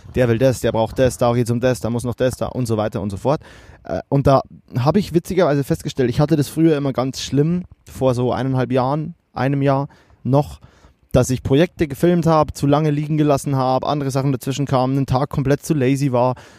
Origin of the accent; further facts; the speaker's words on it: Kelheim, Bavaria, Germany; ich komme ja aus Kehlheim